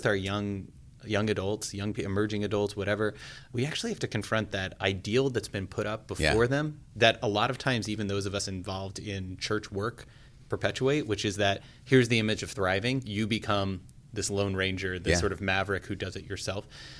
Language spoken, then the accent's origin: English; Southern California, United States; I grew up in Southern California.